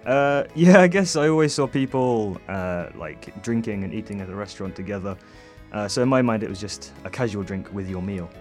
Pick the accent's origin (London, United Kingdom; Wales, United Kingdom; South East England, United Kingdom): South East England, United Kingdom; Oxford; moved away as an adult; now in Fukuoka, Japan; I'm from Oxford in England